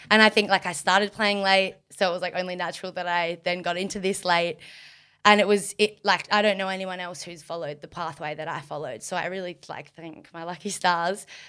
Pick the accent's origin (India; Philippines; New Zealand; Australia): Australia; Margaret River, Western Australia; growing up in Margaret